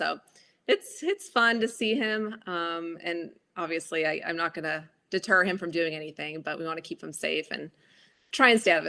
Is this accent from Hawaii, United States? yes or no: yes; Honolulu, Hawaii, United States; moved away as an adult; also born or lived in Los Angeles; now in Mooresville, United States; So I grew up in Honolulu, Hawaii